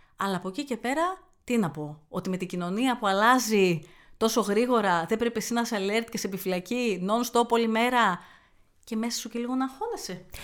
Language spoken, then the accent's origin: Greek; Thessaloniki, Central Macedonia, Greece; also born or lived in Athens; now in Chalkidiki, Greece; όταν χώρισα και έφυγα από την Αθήνα, επέστρεψα Θεσσαλονίκη